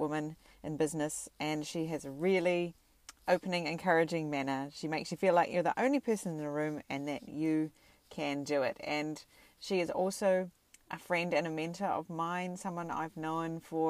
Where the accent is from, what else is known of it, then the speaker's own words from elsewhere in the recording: New Zealand; now in Japan; I'm from New Zealand